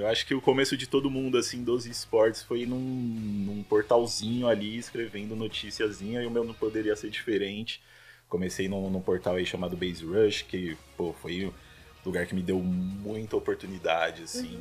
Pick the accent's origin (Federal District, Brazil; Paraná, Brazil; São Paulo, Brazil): São Paulo, Brazil; Sou natural de São Paulo, não falei isso, né? Paulista aqui da Zona Norte bairrista demais, amo meu bairro Zona Norte lá